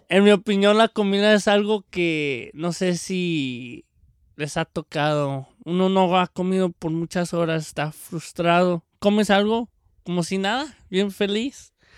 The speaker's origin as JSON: {"language": "Spanish", "country": "Mexico", "moved": "yes", "lives_now": "California, United States", "said": "el mexicano"}